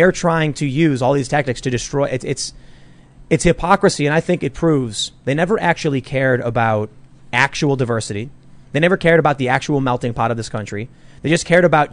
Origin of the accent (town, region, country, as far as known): Chicago, Illinois, United States; born or raised there